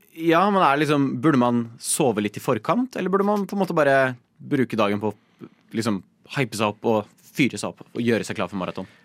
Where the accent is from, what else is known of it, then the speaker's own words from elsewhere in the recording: Nittedal, Akershus, Norway; jeg er uh, fra Nittedal